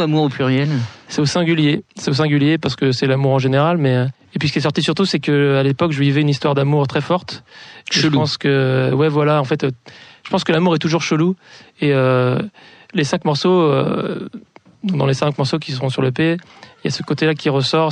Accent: Les Sables-d'Olonne, Pays de la Loire, France; moved away; je suis originaire des Sables d'Olonne

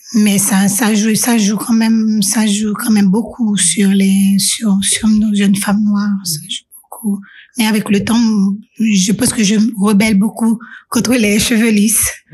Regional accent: Haiti; moved away as an adult; also born or lived in Singapore; now in Switzerland; en tant que jeune en grandissant en Haïti

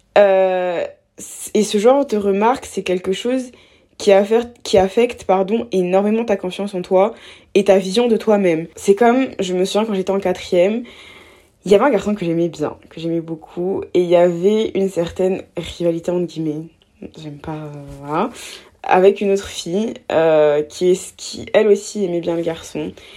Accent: Abidjan, Côte d’Ivoire; j'ai grandi en Côte d'Ivoire, à Abidjan, donc en Afrique

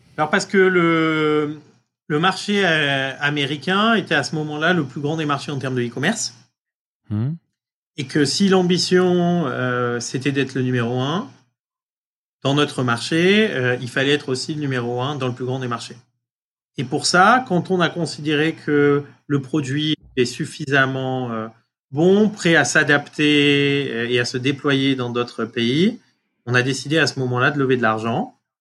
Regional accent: France; moved away as an adult; also born or lived in Marseille; now in United States; être français euh, euh, aujourd'hui aux États-Unis

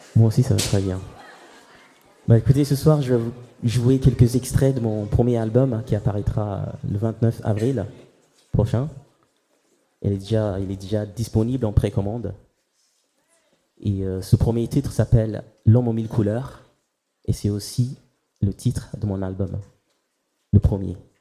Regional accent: Ghana; du Ghana, mon pays d'origine

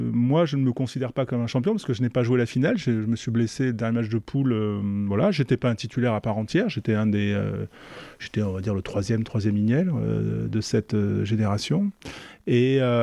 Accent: Mérignac, Nouvelle-Aquitaine, France; j'habitais en face d'un stade, c'était à Mérignac en, en banlieue bordelaise

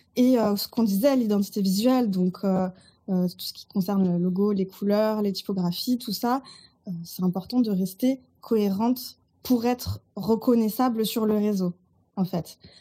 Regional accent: Burgundy, Bourgogne-Franche-Comté, France; also born or lived in Toulouse; now in Marseille, France; Je vis à Marseille. Je suis originaire de Bourgogne

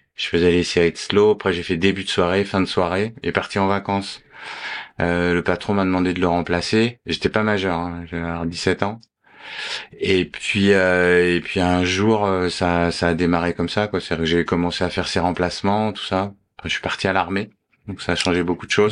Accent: Paris, Île-de-France, France; je suis né à Paris

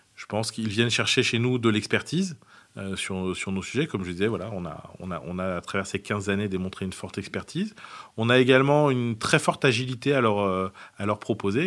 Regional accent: south of France, France; je suis originaire du, sud de la France

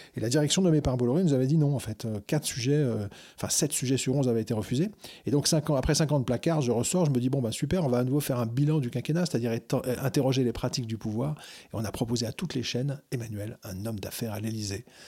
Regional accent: Algeria; moved away; j'ai grandi en Algérie quand j'étais gamin

